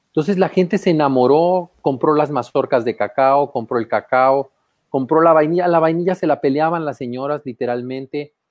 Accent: Mexico; pusimos nuestra mesita, nuestros manteles coloridos, ya sabes cómo somos los mexicanos, y tendí mis cosas.

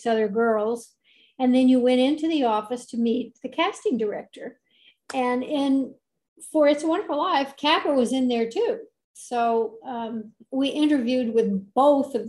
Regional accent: Los Angeles, California, United States; I was born in Hollywood at the Hollywood Hospital, which is no longer there. And I was born on the 4th of July. But I lived in Hollywood for many years, and then we moved a little bit out into the Los Angeles area when I was 8 years old.

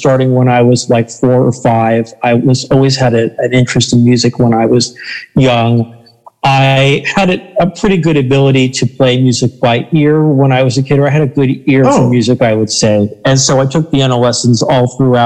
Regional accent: Southwest Florida, United States; Growing up in Florida, I grew up in Southwest Florida

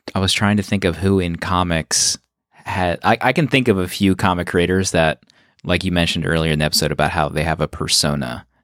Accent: outside of Philadelphia, Pennsylvania, United States; I grew up right outside of Philadelphia

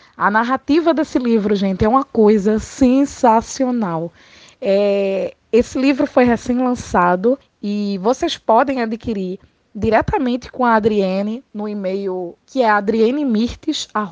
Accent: Pernambuco, Brazil; Eu sou pernambucana, gente, e como qualquer boa pernambucana, eu sou muito bairrista

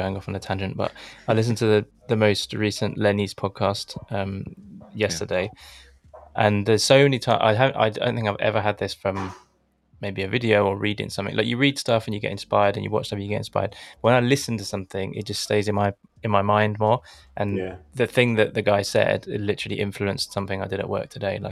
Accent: London, United Kingdom; now in Colchester, United Kingdom; I'm from London, but I moved out. I live in Colchester now

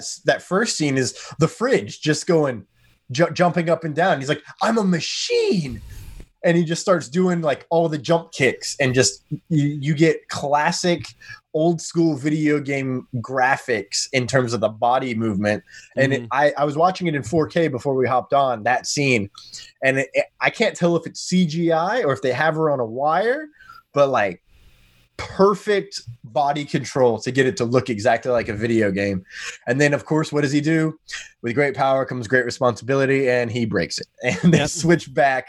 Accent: United States; I am American

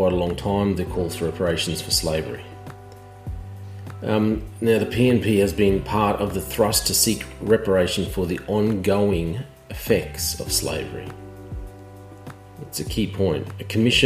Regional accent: Queensland, Australia; I was brought up in Queensland my whole life

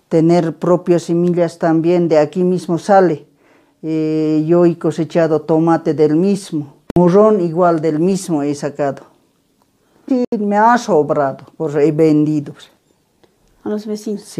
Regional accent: Patacamaya, La Paz, Bolivia; Soy del municipio de Patacamaya y de zona moderna. Tengo 58 años.

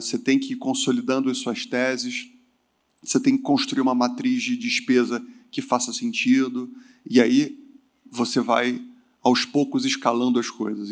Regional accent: Rio de Janeiro, Brazil; moved away as an adult; also born or lived in southern Brazil; eu fugi do Rio de Janeiro, eu sou carioca, fui morar no sul do Brasil

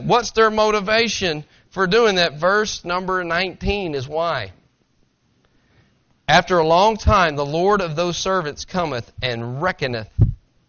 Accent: Tennessee, United States; I'm from Tennessee. You understand that. I talk slower. I talk with a slang

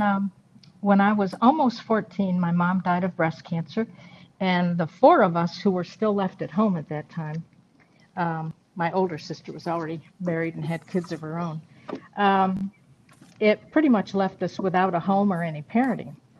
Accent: Rochester, New York, United States; moved away as an adult; also born or lived in Le Roy, New York / Texas; Born and raised in Rochester, and then eventually moved out

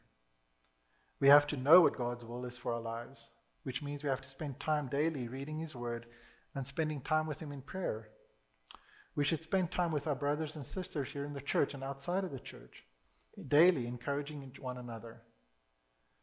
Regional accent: South Africa; I was born in South Africa

